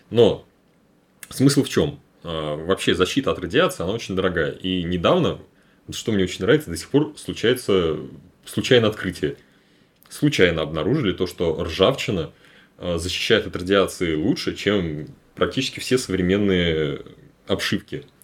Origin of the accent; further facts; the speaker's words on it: Cheboksary, Chuvashia, Russia; мы из Чебоксары.